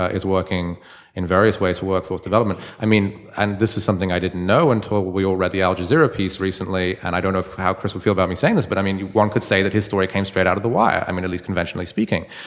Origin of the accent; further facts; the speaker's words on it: London, United Kingdom; now in Baltimore, United States; I'm from London originally.